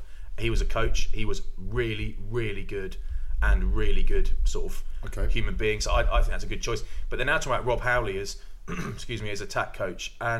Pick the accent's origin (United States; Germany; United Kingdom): United Kingdom; England; I'm English